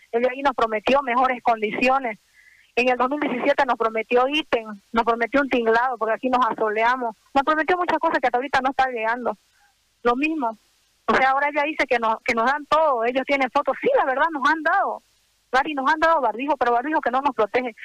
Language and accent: Spanish; Santa Cruz, Bolivia; somos humanos, somos cruceños, somos bolivianos, trabajamos para acá